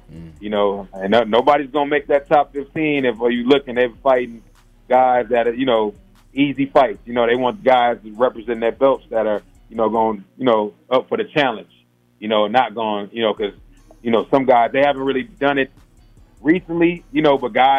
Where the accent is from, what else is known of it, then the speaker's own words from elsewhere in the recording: Ohio, United States; moved away as an adult; now in Atlanta, United States; I'm from Ohio